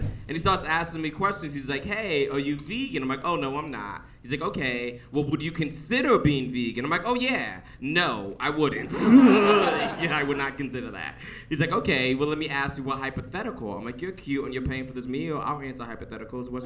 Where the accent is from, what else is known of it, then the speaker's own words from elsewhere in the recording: the South, United States; I grew up in the South